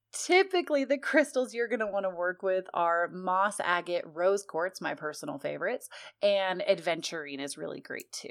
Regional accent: United States; I'm so American it hurts sometimes

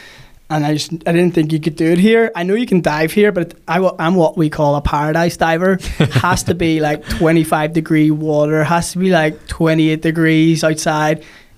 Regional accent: Monterey, California, United States; Monterey is where I'm born and bred.

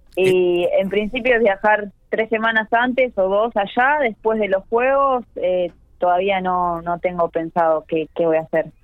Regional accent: Argentina; que somos de Argentina

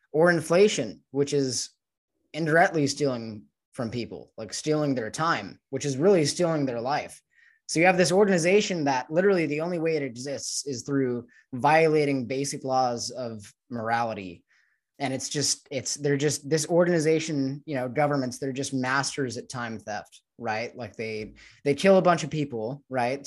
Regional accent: United States; growing up in the United States

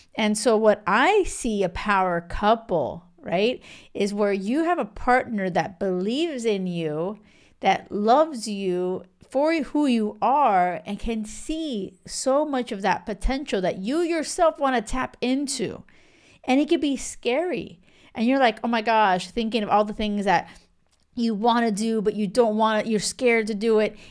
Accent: Miami, Florida, United States; moved away; also born or lived in a small island off the west coast of Africa; I'm from Miami

